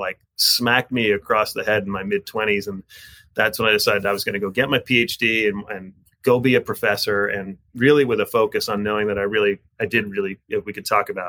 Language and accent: English; New Jersey, United States; I was born in the great state of New Jersey